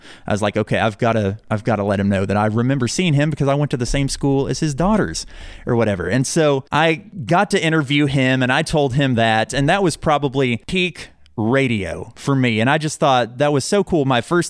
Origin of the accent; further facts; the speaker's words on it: Owosso, Michigan, United States; when I was a kid, like I said, I grew up in Owosso, and I went to Rejoice Christian School